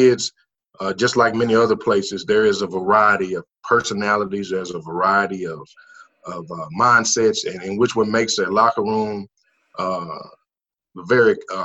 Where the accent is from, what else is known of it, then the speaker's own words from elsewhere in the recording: Dallas, Texas, United States; I grew up in Oak Cliff. And I grew up around 3 or 4 blocks around the corner from South Oak Cliff High School